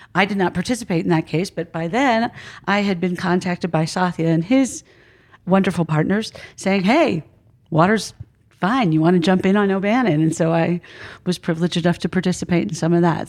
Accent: Philadelphia, Pennsylvania, United States; I'm from Philadelphia.

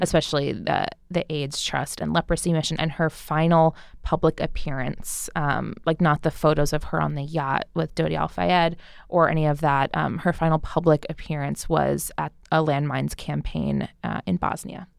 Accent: New Jersey, United States; I'm from New Jersey

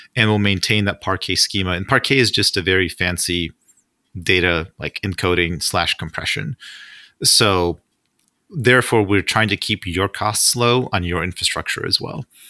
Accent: Russia; moved away; I'm originally from Russia

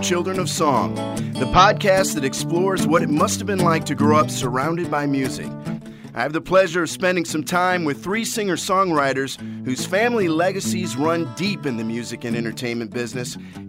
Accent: Midwest, United States; Where I grew up in the Midwest, every girl had your poster smiling back at them on their closet door.

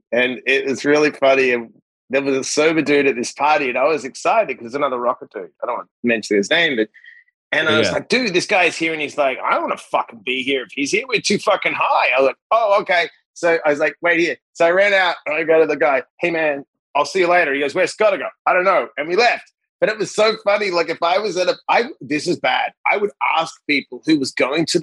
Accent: Perth, Western Australia, Australia; moved away as an adult; now in United States; I'm a kid from Perth, Western Australia. I won a green card in the lottery to get here.

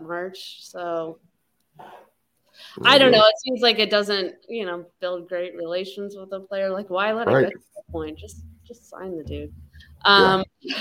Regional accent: Colorado, United States; moved away; Colorado, my hometown.

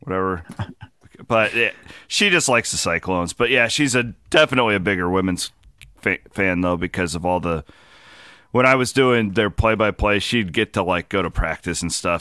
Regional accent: Southwest Iowa, United States; half my family are Chiefs fans growing up in Southwest Iowa

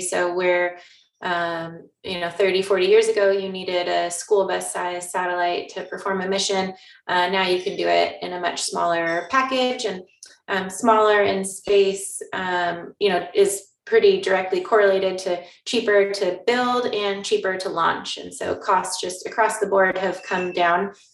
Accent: Newberg, Oregon, United States; i grew up in Oregon, um, in the Willamette Valley

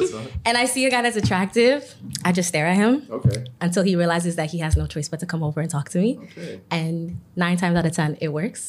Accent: New York, United States; I'm from New York

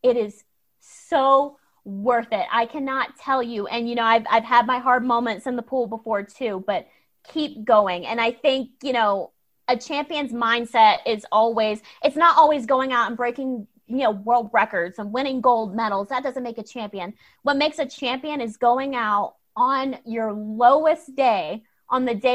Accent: Georgia, United States; I'm from Georgia

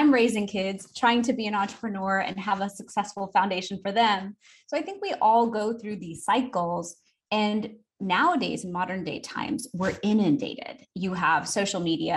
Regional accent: Houston, Texas, United States; I'm from Houston, Texas. I grew up a typical American girl to an immigrant family.

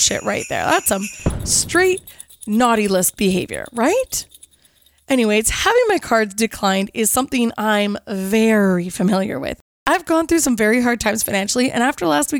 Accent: Kelowna, British Columbia, Canada; around the city of Kelowna, my hometown

